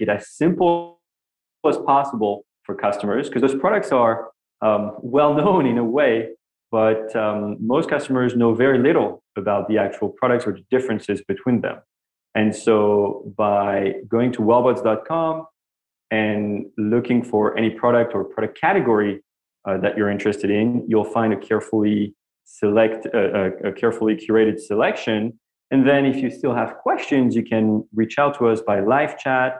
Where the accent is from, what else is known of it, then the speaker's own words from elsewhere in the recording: Paris, Île-de-France, France; English is a second language; moved away as an adult; now in New York, United States; As you can hear from my accent, I grew up in Paris, France. And I moved here when I was 25 years old